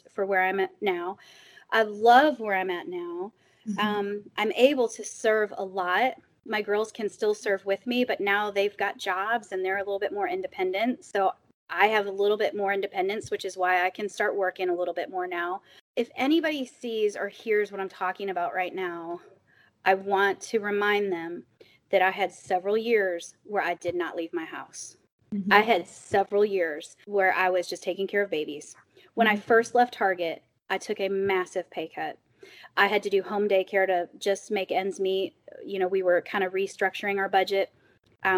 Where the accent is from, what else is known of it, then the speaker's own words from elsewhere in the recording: Springfield, Illinois, United States; moved away as an adult; also born or lived in Chicago suburbs, Illinois; now in Staunton, United States; I grew up in Springfield, Illinois.